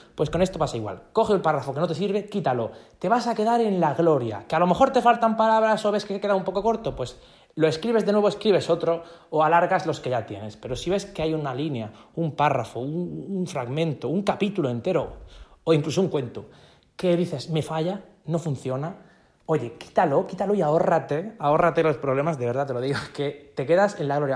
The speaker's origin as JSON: {"language": "Spanish", "area": "a small town in Murcia", "region": "Region of Murcia", "country": "Spain", "said": "aquí, de mi pueblo, de un pueblecito de, Murcia, de España."}